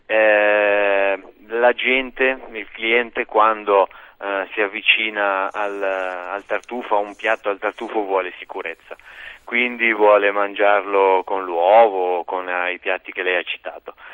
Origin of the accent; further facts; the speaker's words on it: Lombardy, Italy; moved away; io essendo lombardo